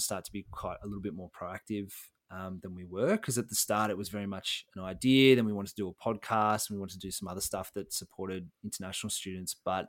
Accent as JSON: {"language": "English", "town": "Melbourne", "region": "Victoria", "country": "Australia", "tie": "born or raised there", "said": "So I was born in Melbourne, Victoria, Australia, East Melbourne to be precise. And now I still live in Australia and Victoria, but I live on the Mornington Peninsula, so down on the coast."}